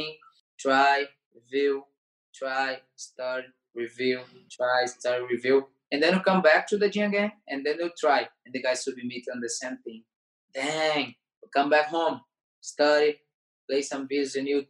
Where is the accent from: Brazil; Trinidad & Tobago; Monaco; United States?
Brazil; Fortaleza, Ceará; English is a second language; moved away; when I came back to my hometown, Fortaleza